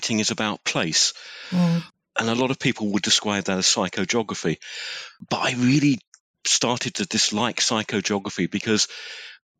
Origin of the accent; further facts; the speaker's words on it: Essex, East of England, United Kingdom; I'm from Essex.